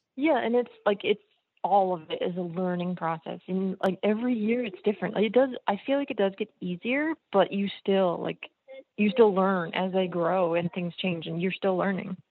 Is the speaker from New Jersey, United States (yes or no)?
yes; New Jersey, United States; I grew up in New Jersey